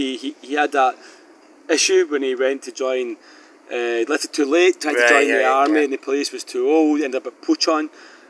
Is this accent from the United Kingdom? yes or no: yes; Scotland, United Kingdom; now in South Korea; I'm Scottish